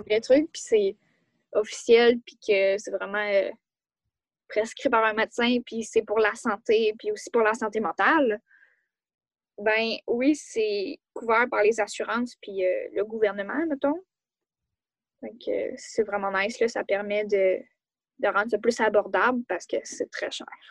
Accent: Quebec, Canada; je suis née au Québec

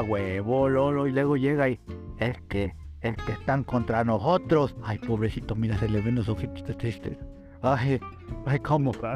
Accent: Mexico; somos mexicanos

